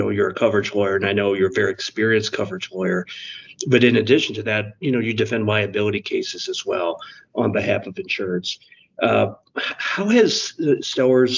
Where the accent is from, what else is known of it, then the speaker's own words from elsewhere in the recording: Missouri, United States; I'm from Missouri